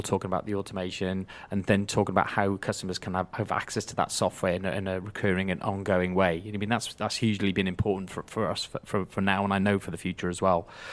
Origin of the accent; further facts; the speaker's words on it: Wales, United Kingdom; being a Welshman